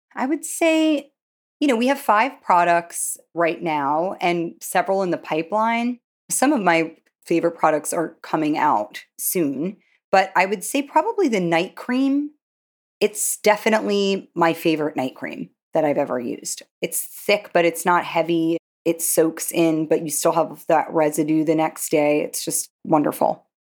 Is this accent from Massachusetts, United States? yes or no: no; New York, United States; growing up in Manhattan